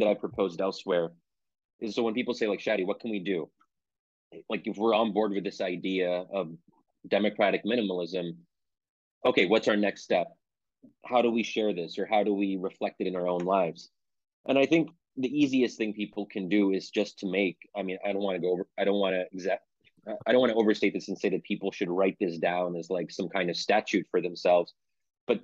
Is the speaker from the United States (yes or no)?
yes; Pennsylvania, United States; I'm born and raised in Pennsylvania, but my parents came from Egypt